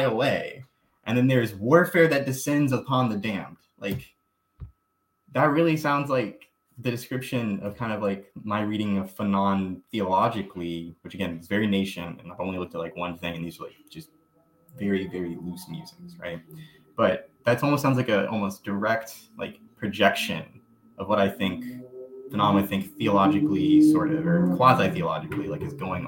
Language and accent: English; Southern Mississippi, United States; I grew up in Mississippi.